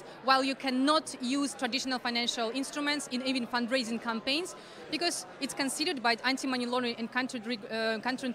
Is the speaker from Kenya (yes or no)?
no; Ukraine; I'm humanitarian defender from Ukraine